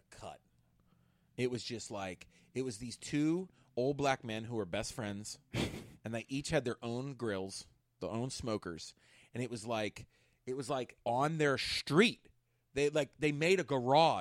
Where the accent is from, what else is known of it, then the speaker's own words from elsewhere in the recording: Homestead, Pennsylvania, United States; my hometown